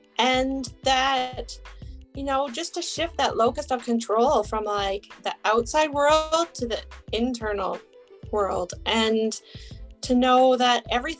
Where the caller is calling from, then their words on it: British Columbia, Canada; I am joining from British Columbia, Canada.